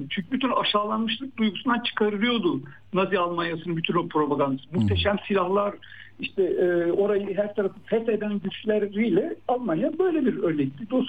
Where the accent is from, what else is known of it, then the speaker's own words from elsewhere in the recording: İzmir, Turkey; İşte ben e, İzmirliyim ama e, Van'a gittiğim zaman da orada ben kendime dair benim gibi bir takım insanlar buluyorum.